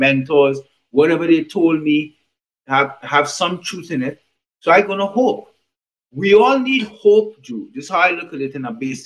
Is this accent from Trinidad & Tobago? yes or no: yes; Trinidad & Tobago; I was born in the Caribbean, in Trinidad to be specifically.